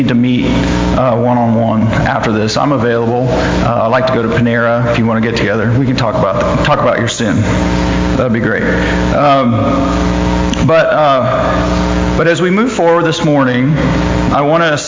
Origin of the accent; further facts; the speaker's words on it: Sunnyvale, California, United States; I grew up in Sunnyvale, California